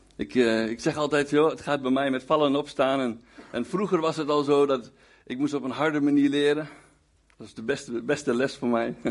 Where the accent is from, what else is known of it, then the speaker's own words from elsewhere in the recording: Winterswijk, Gelderland, Netherlands; moved away; also born or lived in Hengelo; ik kom trouwens oorspronkelijk uit Winterswijk, daar ben ik geboren en getogen